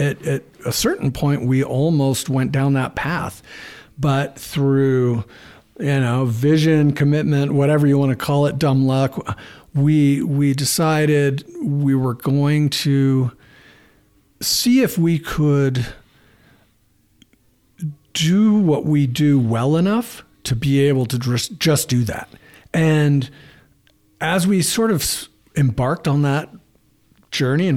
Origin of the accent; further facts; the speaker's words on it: Bay Area, California, United States; I was growing up in the Bay Area and really into the fly fishing scene